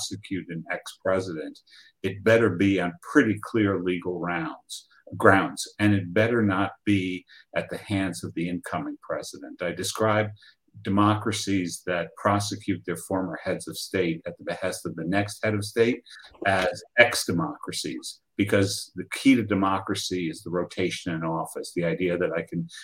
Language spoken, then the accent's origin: English; Argentina; moved away; my home country of Argentina